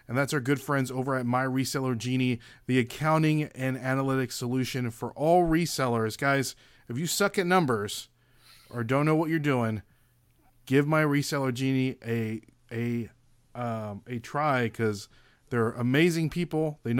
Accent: Kansas, United States; moved away as an adult; now in Florida, United States; I'm from Overland Park, Kansas.

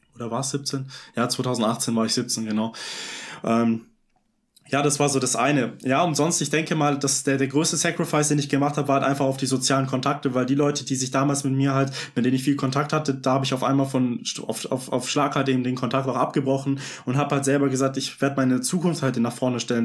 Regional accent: Vaihingen an der Enz, Baden-Württemberg, Germany; Ich komme aus äh, Feigen an der Enz

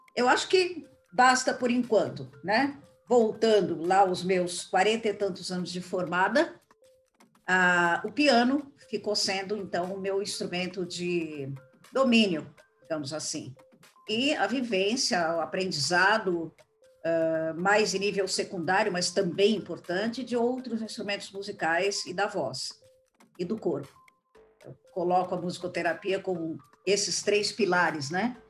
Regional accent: São Paulo, Brazil; eu voltei para São Paulo, porque eu sou paulista

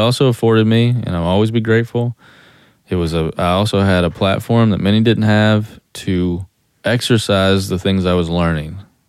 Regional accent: Eastern Kentucky, United States; I'm from Eastern Kentucky

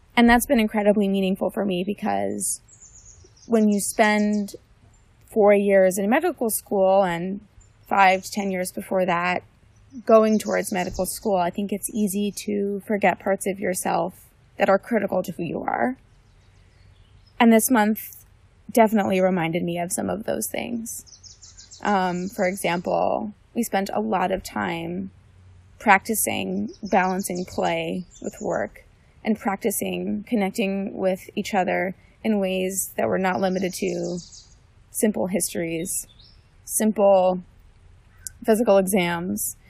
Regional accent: West Orange, New Jersey, United States; I'm from West Orange, New Jersey

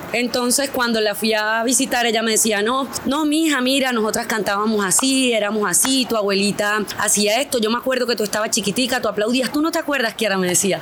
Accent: San Pablo, Bolívar, Colombia; nací en San Pablo Sur de Bolívar el 13 de febrero del 1993

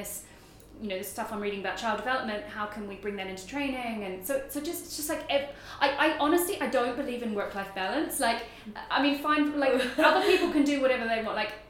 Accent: New Zealand; this was quite a big deal because I'm from New Zealand, so to go from New Zealand to Germany is like very far.

